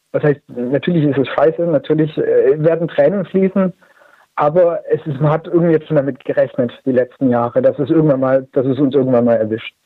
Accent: Stuttgart area, Baden-Württemberg, Germany; ich bin in der Stuttgarter Umgebung groß geworden

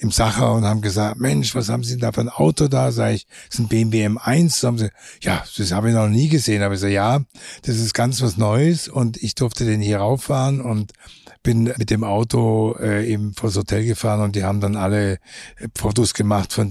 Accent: Umkirch, Baden-Württemberg, Germany; born there; ich bin geboren in Umkirch bei Freiburg.

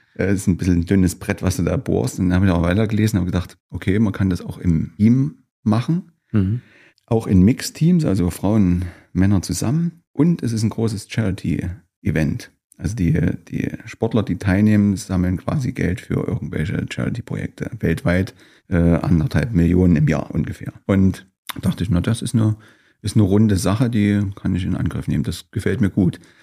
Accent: Gera, Thuringia, Germany; also born or lived in Weida; ich bin letztlich Gärer bin aufgewachsen in Gera

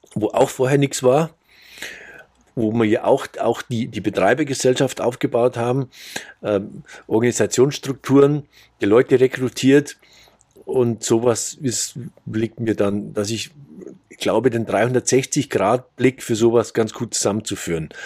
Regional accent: Bavarian Forest, Germany; moved away as an adult; also born or lived in Munich area; now in Saudi Arabia; ich bin auf dem Land aufgewachsen, im Bayerischen Wald.

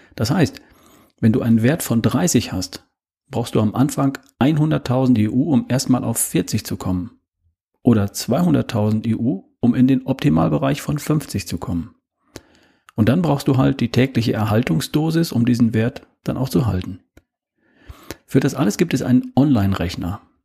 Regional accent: Germany; bei uns in Deutschland

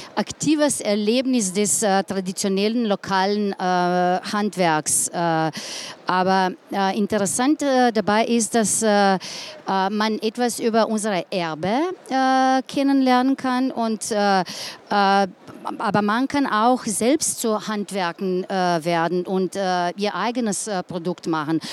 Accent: Ljubljana, Slovenia; German is a second language; ich komme aus Ljubljana, bin dort geboren, äh, ganzes Leben dort gelebt. Also jetzt bitte ich um, um ein bisschen Geduld, weil Deutsch keine, nicht meine Muttersprache ist.

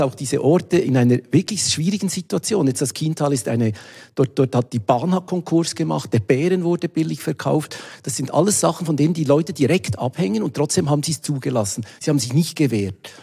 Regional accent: Wabern, Bern, Switzerland; moved away as an adult; now in Basel, Switzerland; ich bin in Waben aufgewachsen bei Bern

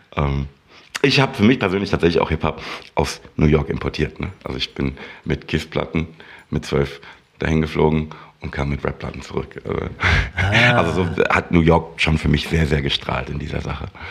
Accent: Frankfurt, Hesse, Germany; ich komme aus der Röhlermer Landstraße

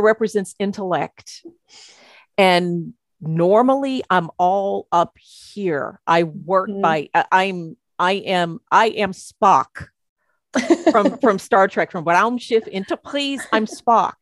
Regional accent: United States; I'm an American

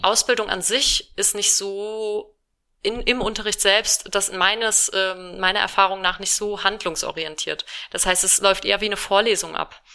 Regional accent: Rhineland-Palatinate, Germany; now in Düsseldorf, Germany; ich komme aus Rheinland-Pfalz und bei uns sagt man Fassennacht

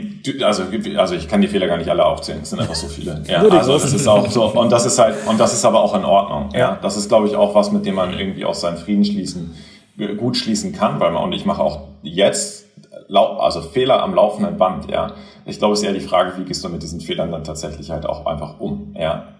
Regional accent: Göttingen, Lower Saxony, Germany; moved away; also born or lived in Kiel; ich bin in Göttingen aufgewachsen

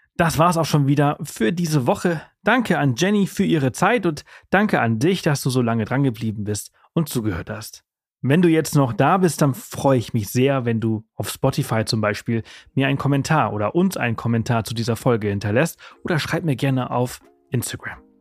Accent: Germany; also born or lived in Spain

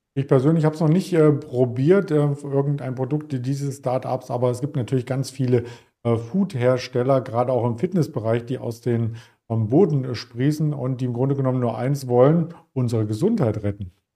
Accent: East Germany, Germany; Als Ossi kann ich ja nur sagen

